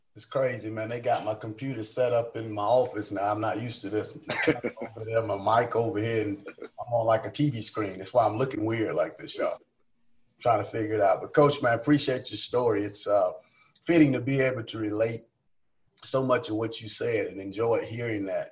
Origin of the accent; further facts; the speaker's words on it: South Carolina, United States; moved away as an adult; now in Lubbock, United States; I'm from South Carolina.